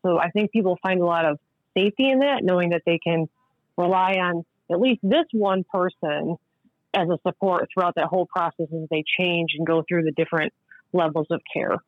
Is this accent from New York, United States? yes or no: yes; Tully, New York, United States; I'm actually from Tully, and I, I also went to the rehab in Tully